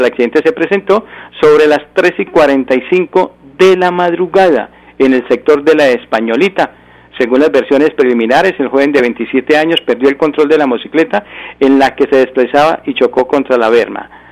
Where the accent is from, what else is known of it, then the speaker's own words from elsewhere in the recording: Santander, Colombia; soy colombiano y soy santanderiano